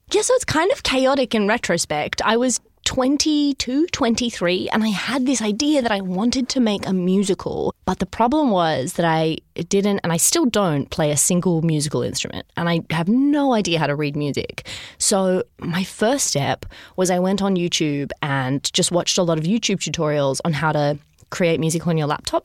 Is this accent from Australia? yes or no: yes; Sydney, New South Wales, Australia; I grew up in Sydney.